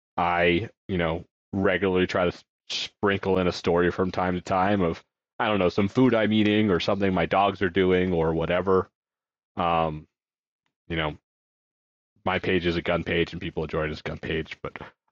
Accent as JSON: {"language": "English", "region": "Connecticut", "country": "United States", "tie": "born or raised there", "said": "I grew up in Connecticut."}